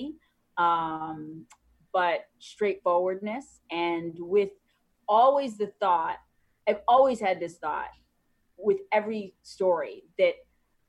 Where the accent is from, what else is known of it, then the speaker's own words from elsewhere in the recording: Chicago, Illinois, United States; I'm from Chicago.